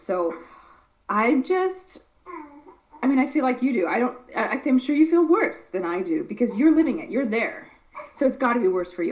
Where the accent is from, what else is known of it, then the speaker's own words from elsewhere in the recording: United States; moved away; as an American